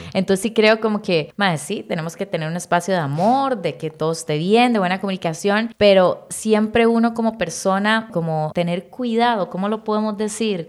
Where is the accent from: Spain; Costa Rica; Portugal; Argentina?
Costa Rica